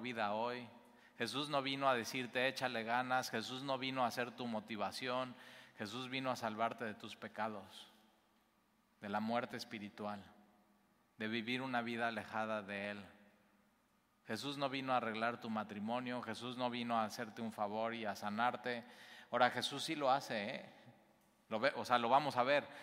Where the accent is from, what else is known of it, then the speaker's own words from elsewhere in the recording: Mexico; Nosotros como mexicanos